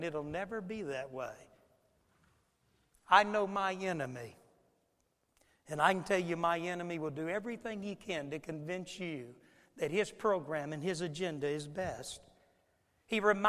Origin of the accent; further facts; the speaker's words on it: Florida, United States; when I was a boy growing up in Florida